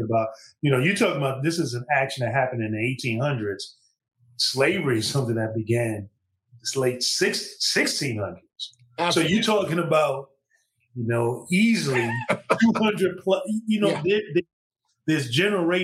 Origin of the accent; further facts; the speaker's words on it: New York City, New York, United States; I grew up in Brooklyn, New York, in the Northeast